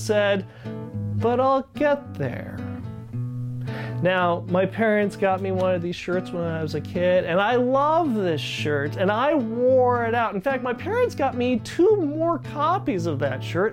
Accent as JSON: {"language": "English", "town": "Ridgecrest", "region": "California", "country": "United States", "tie": "born or raised there", "said": "Growing up in Ridgecrest, California"}